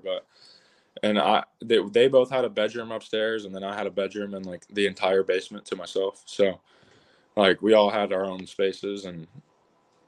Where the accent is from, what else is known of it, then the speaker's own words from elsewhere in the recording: North Carolina, United States; I'm from Carolina. I live 2 hours from the stadium.